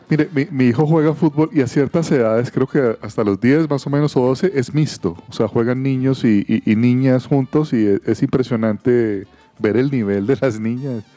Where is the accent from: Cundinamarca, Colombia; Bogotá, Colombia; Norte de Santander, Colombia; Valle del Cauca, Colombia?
Valle del Cauca, Colombia; Cali; Yo soy de Cali